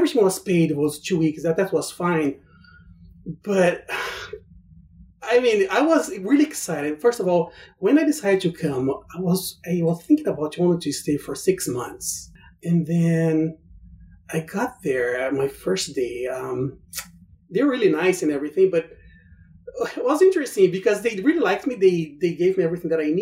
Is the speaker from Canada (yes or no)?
no; Brazil; English is a second language; moved away as an adult; now in United States; I was very used to go to the gym in Brazil